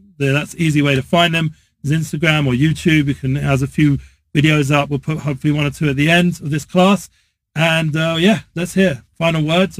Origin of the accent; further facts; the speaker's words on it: England, United Kingdom; Yes, I'm English.